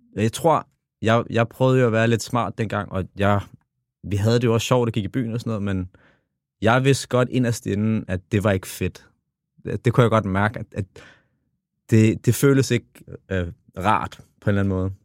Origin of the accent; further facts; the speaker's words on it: Copenhagen, Capital Region of Denmark, Denmark; jeg kommer jo fra The Hood, kommer fra Tingbjerg, og vokset op alene med min far